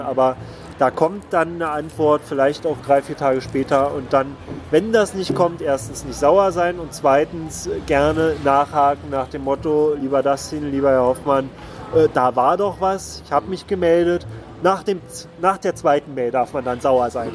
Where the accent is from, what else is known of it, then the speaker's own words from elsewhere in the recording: Berlin, Germany; Ich bin eben in Pankow geboren